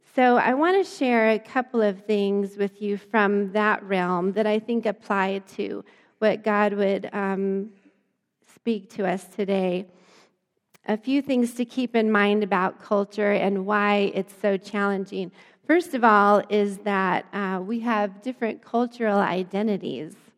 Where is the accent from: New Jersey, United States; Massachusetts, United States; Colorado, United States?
Colorado, United States; Lamar; I grew up in Lamar, Colorado. My little small hometown was not very ethnically diverse at all